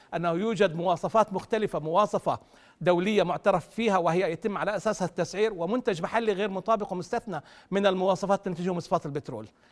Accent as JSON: {"language": "Arabic", "country": "Jordan"}